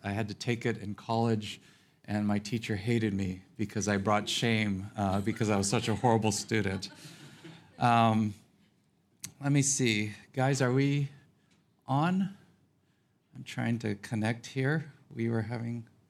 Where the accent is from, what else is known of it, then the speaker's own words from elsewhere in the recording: Los Angeles, California, United States; moved away as an adult; now in Phoenix, United States; I was born and raised in Los Angeles